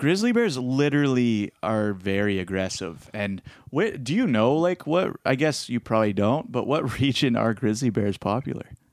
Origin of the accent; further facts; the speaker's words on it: Petrolia, Ontario, Canada; I grew up in even in Petrolia, and there's bears out there